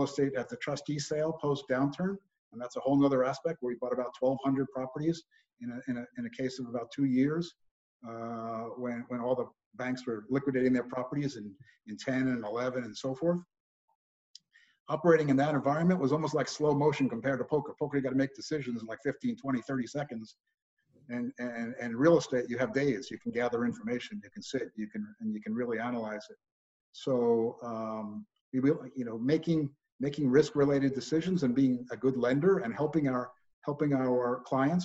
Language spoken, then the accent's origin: English; New York, United States; moved away as an adult; also born or lived in Los Angeles, California / Berkeley, California / Northern California; I was born and raised in New York